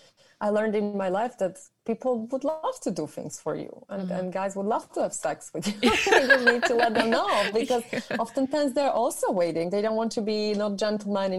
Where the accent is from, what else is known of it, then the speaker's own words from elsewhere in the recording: Germany; moved away; I'm from Europe. So in my country or where I'm from, and like I grew up in Germany